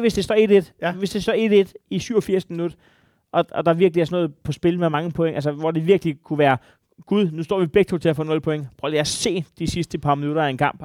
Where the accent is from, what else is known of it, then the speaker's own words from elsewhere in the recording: Denmark; mit land, da jeg voksede op